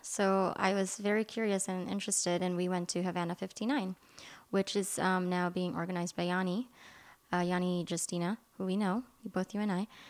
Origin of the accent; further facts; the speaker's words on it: Philippines; English is a second language; moved away; I was born and raised in the Philippines